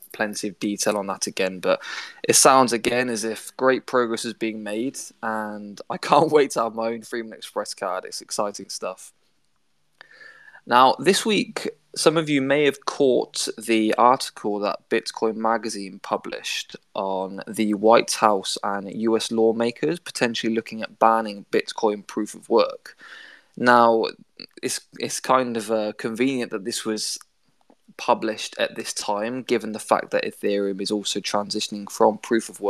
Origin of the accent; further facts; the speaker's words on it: United Kingdom; my home country